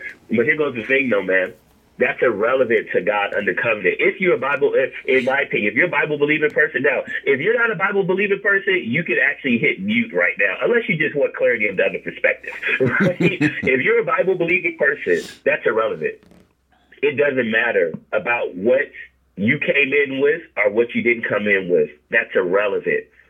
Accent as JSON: {"language": "English", "region": "California", "country": "United States", "said": "I'm from California"}